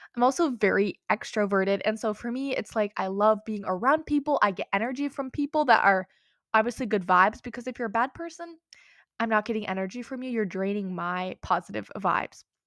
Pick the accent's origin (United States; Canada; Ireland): United States; also born or lived in Minnesota; I live in America, I'm American, I live in Minnesota